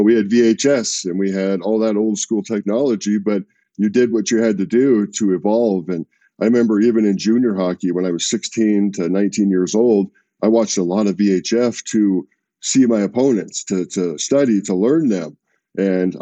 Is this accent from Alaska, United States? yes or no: yes; Alaska, United States; also born or lived in California; I was born in California. I grew up in Alaska.